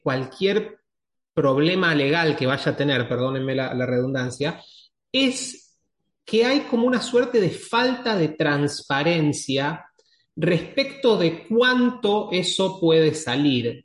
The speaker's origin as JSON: {"language": "Spanish", "country": "Argentina", "said": "tres somos argentinos"}